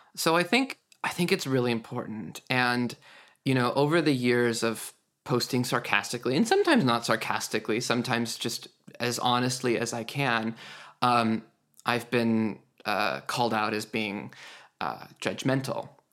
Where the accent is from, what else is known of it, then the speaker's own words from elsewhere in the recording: Idaho, United States; Idaho, where I was homeschooled